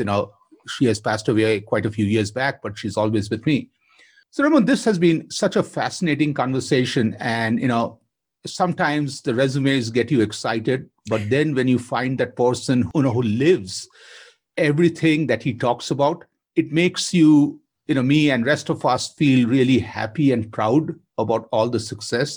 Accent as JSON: {"language": "English", "town": "Kolkata", "region": "West Bengal", "country": "India", "tie": "born or raised there", "said": "I grew up in Kolkata with her"}